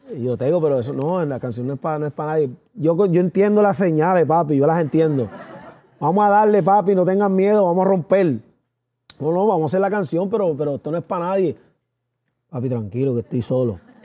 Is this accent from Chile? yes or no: no; United States; yo soy nacido, criado en los Estados Unidos